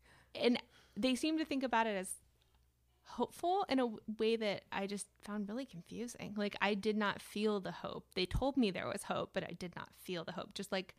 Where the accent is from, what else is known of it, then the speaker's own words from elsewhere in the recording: Ohio, United States; And there's John Glenn, which I only know because I'm from Ohio and he was a senator.